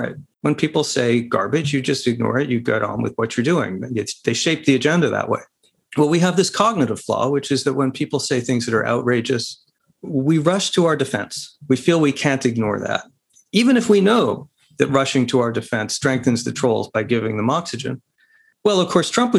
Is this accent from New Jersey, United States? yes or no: no; Arizona, United States; my home state of Arizona